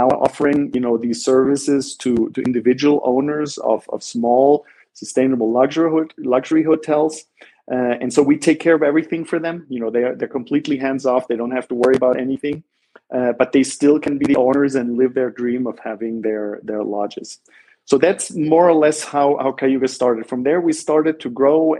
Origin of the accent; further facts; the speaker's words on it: Black Forest, Baden-Württemberg, Germany; moved away as an adult; also born or lived in Ithaca, New York, United States; now in San Jose, Costa Rica; I grew up in Southern Germany. In the Black Forest